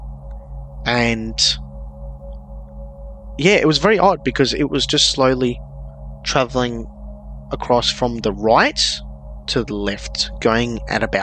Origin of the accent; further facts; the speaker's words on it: Melbourne, Victoria, Australia; I'm from Melbourne, Australia, which is known for a couple of incidents that have happened here